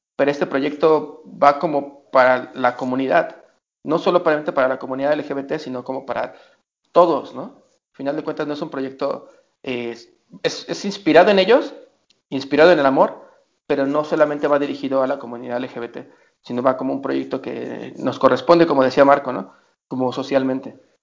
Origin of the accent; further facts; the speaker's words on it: Mexico; somos mexicanos